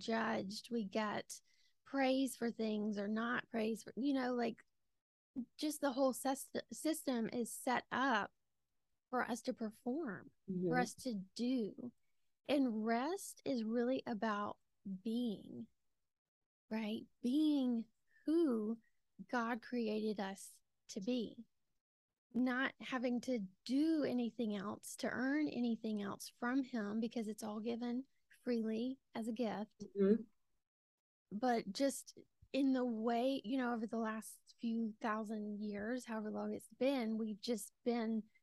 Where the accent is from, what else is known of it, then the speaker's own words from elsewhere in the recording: Georgia, United States; accent: Southern; as you can tell from my accent, I am from Georgia